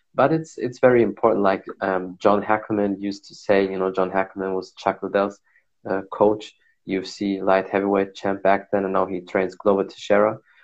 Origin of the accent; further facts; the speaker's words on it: Germany; I was born and raised in Germany